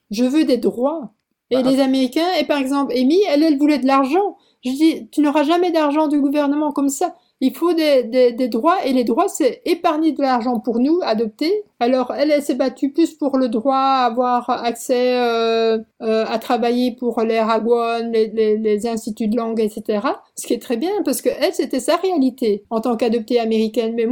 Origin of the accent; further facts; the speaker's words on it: South Korea; moved away; Alors, c'est que moi, je suis partie de Corée en, juin 2006. Euh, pas parce que je n'aimais pas la Corée.